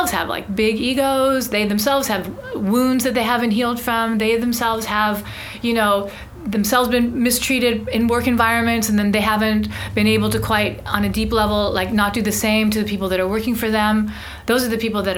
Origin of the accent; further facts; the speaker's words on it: United States; I'm an American. My family actually moved to San Francisco in the 1800s.